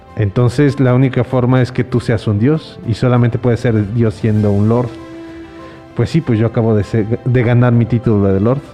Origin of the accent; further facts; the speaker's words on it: Mexico; como los mexicanos que decimos